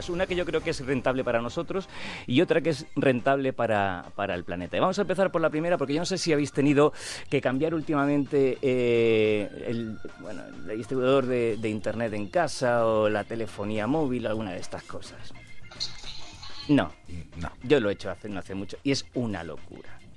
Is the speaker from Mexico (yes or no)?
no; Huelva, Andalusia, Spain; soy de Huelva de la costa